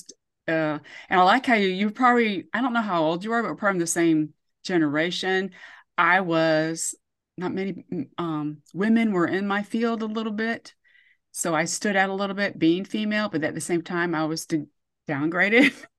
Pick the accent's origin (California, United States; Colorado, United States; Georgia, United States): Georgia, United States; I was raised in Georgia, even though I'm a military brat.